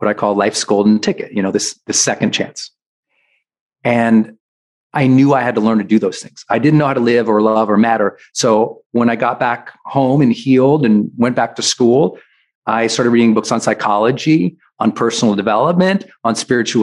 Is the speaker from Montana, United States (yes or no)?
yes; Montana, United States; I'm from Montana.